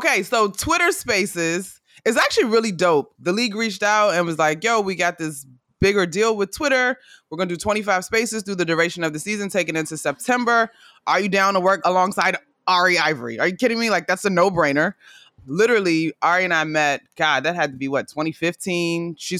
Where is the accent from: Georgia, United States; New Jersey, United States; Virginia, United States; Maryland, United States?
Maryland, United States; Prince George's County; moved away; also born or lived in Florida; And I grew up in Prince George's County, just outside of DC, Maryland